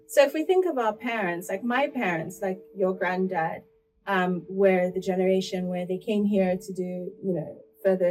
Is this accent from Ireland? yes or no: no; Port Harcourt, Rivers State, Nigeria; now in United Kingdom; I was born in Port Harcourt. I grew up in Port Harcourt.